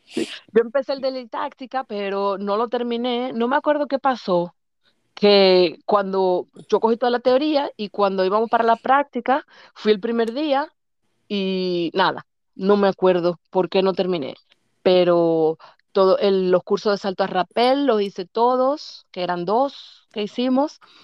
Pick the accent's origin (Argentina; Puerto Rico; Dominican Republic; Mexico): Dominican Republic; Santo Domingo, Distrito Nacional; moved away as an adult; now in Germany; nací en Santo Domingo, en el que se llamaba antes Centro Médico Nacional